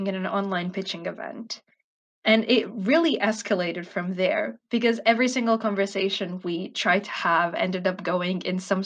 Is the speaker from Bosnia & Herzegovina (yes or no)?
yes; Bosnia & Herzegovina; also born or lived in United States; I do not live in the United States, even though I was born there. I'm Bosnian and I live in Bosnia